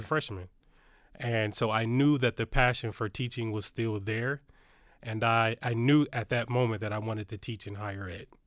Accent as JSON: {"language": "English", "town": "Detroit", "region": "Michigan", "country": "United States", "tie": "born or raised there", "said": "I grew up in Detroit, Michigan."}